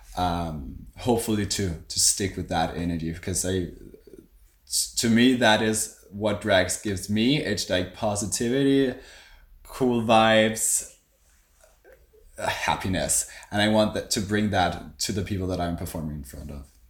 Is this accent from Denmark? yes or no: yes; Copenhagen, Capital Region of Denmark, Denmark; I do drag in Copenhagen, yeah. I am from Copenhagen.